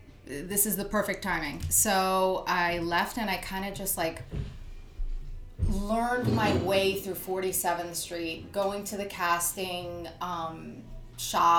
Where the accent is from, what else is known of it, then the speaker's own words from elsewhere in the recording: New Jersey, United States; moved away as an adult; now in New York City, United States; I was born and raised in New Jersey.